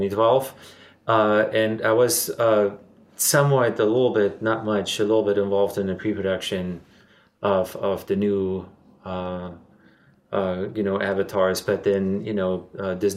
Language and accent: English; Germany; moved away as an adult; now in Los Angeles, United States; I'm originally from Germany, and I moved to here to Los Angeles in 1997